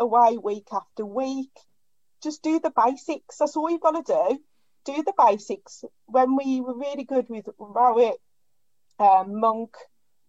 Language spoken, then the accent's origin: English; Birmingham, West Midlands, United Kingdom; I'm from Birmingham.